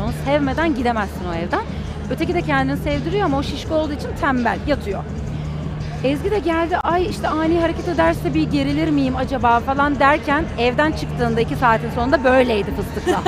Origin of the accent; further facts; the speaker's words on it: Istanbul, Turkey; 1984 yılında İstanbul'da doğdum